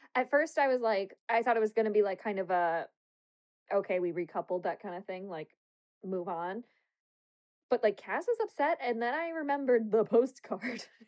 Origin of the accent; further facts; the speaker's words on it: United States; we're American